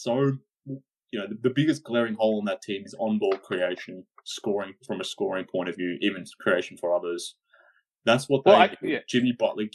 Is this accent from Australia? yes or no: yes; Australia; I'm Australian